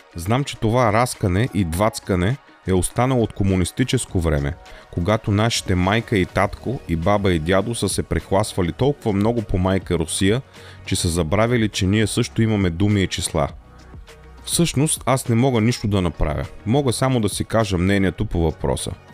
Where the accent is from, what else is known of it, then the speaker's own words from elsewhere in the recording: Bulgaria; Аз съм българин, а не старобългарин